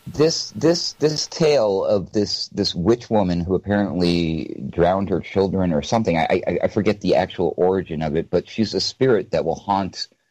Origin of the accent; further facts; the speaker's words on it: New Hampshire, United States; moved away; I'm originally from New Hampshire, so you know, and I was raised in the woods